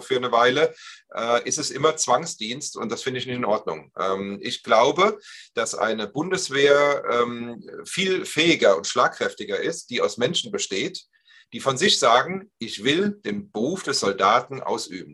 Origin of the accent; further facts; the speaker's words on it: Germany; wir Deutschen